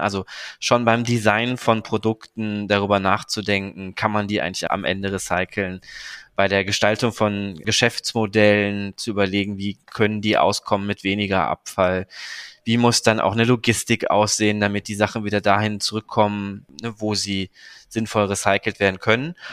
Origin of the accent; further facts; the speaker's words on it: Cologne, North Rhine-Westphalia, Germany; aus dem Krankenhaus in Köln, wo ich geboren bin